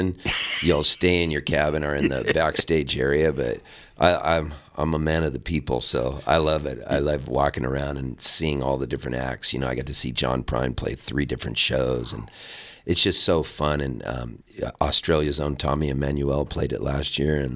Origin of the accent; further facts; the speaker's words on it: Southern California, United States; also born or lived in Halifax, Nova Scotia, Canada / San Diego; now in Nashville, United States; I'm originally from Halifax, Nova Scotia, Canada, and so that's where I was born, and I'm a dual citizen. Mm-hmm. And then I grew up in Southern California and lived in San Diego for a long time